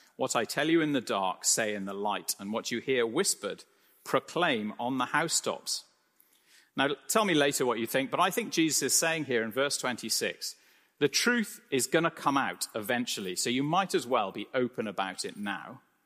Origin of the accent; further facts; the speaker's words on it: United Kingdom; I'm British